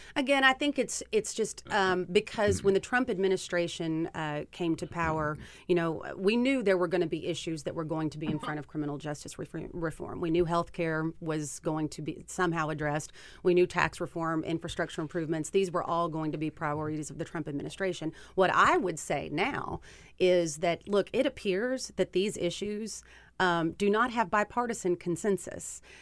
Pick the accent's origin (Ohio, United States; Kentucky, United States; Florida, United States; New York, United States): Kentucky, United States; Kentuckians, which is where I'm from, I'm sure you can hear it from my accent